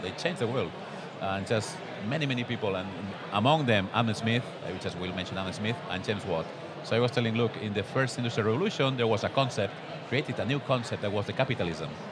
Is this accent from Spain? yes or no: yes; Barcelona, Catalonia, Spain; I am a guy from Barcelona here in Utrecht